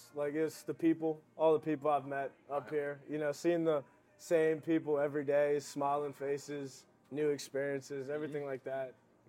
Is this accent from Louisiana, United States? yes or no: yes; New Orleans, Louisiana, United States; I say that pretty much made me who I am today.